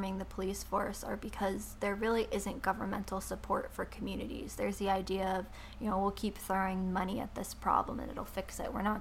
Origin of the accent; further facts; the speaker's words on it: New York, United States; I'm from New York